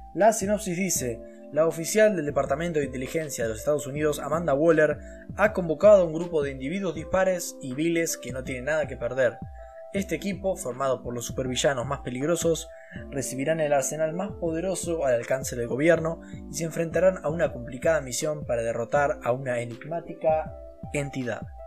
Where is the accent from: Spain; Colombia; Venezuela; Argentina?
Argentina